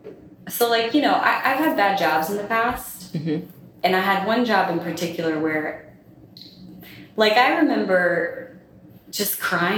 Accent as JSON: {"language": "English", "region": "the South", "country": "United States", "tie": "born or raised there", "said": "I was raised in the South, but I'm essentially a Northerner."}